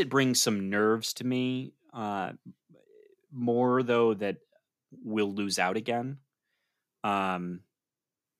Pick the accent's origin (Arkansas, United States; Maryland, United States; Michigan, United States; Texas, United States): Michigan, United States; right outside of Ann Arbor; we grew up right outside of Ann Arbor